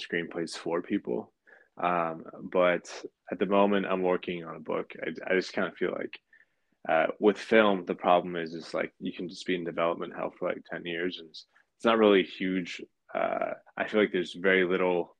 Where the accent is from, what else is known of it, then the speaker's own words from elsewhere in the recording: Pacifica, California, United States; also born or lived in San Francisco; I was born in San Francisco, but I grew up in a sleepy beach town just a few miles south of it called Pacifica